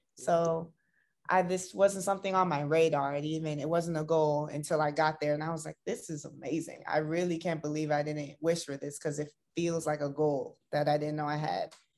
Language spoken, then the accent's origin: English; Tampa, Florida, United States; moved away as an adult; now in Los Angeles, United States; I'm originally from Tampa, Florida, but I've been living in LA for like seven years now.